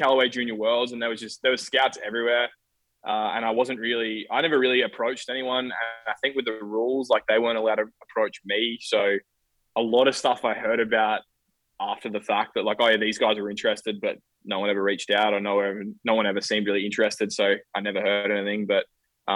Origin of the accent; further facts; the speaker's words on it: Bendigo, Victoria, Australia; I grew up in Bendigo, or Bendigo